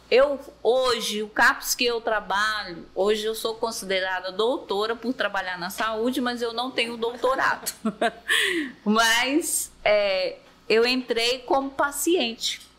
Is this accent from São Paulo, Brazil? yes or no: yes; São Paulo, Brazil; also born or lived in Quixeramobim / Sete Lagoas; Eu sou cearense, mas não sou daqui de Maracanã. Né? Eu nasci em Quixeramobim, fui criada em São Paulo, morei 19 anos em São Paulo e 19 em Minas Gerais, Sete Lagoas.